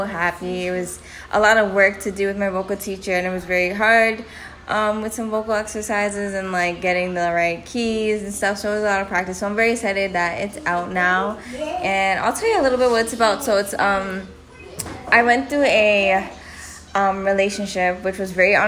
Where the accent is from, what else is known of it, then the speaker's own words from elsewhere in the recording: Toronto, Ontario, Canada; I'm also from Canada. I'm Ontario, Toronto